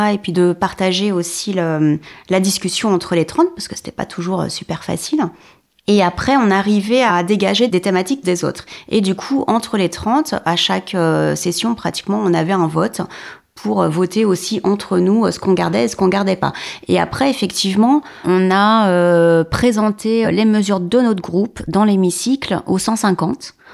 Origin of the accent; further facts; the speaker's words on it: Paris region, Val-de-Marne, Île-de-France, France; Je viens de la région parisienne, banlieue sud, dans le 94.